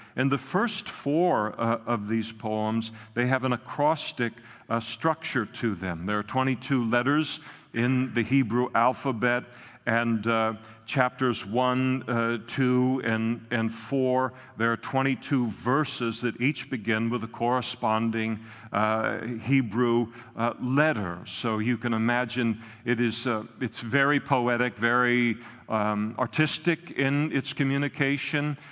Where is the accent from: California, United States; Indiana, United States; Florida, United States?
California, United States; Napa; moved away; all of my growing up in Napa